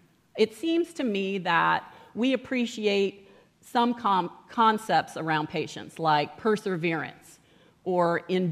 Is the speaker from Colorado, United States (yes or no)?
yes; Colorado, United States; I grew up in Colorado.